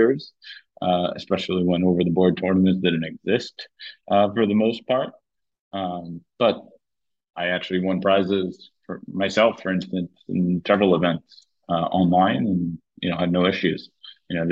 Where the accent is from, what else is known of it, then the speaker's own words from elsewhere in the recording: New York, United States; growing up in New York, I saw him all the time at the Marshall, Washington Square Park